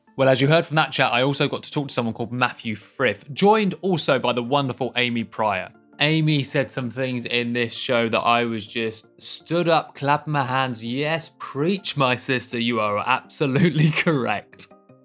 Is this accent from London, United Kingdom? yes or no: yes; London, United Kingdom; as a Londoner